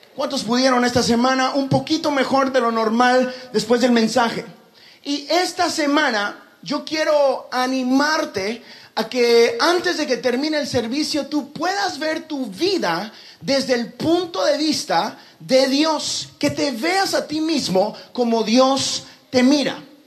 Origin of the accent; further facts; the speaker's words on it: Guatemala; moved away; eras guatemalteco